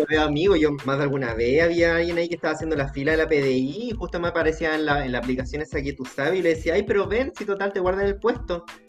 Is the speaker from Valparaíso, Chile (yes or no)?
yes; Viña del Mar, Valparaíso, Chile; moved away; a mí me preguntan acá, ¿de dónde eres? Yo digo, por supuesto, Viña del Mar